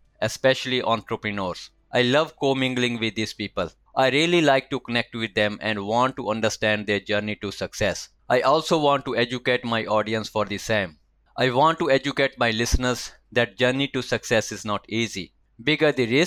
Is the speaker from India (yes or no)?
yes; India; moved away as an adult; now in Melbourne, Australia; I was born and raised in India and arrived here in Melbourne for my master's in IT 15 years ago